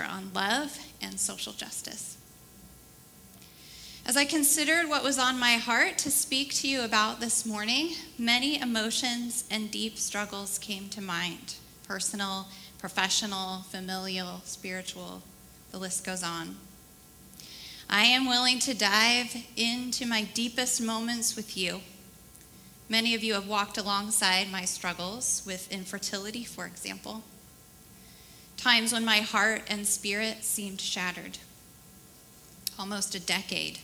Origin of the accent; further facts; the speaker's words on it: Portland, Oregon, United States; I grew up in the Portland area